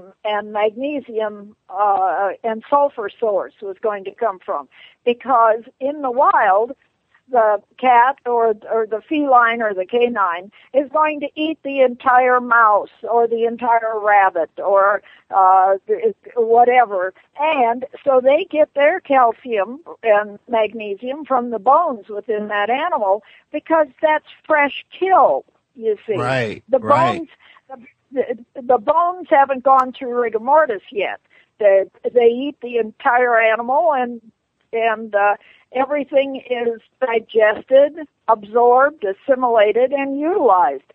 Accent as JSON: {"language": "English", "region": "northern Minnesota", "country": "United States", "tie": "born or raised there", "also_born_or_lived": "Hollywood", "moved": "yes", "said": "I was raised in Minnesota, in northern Minnesota, where people went hunting and fishing all the time."}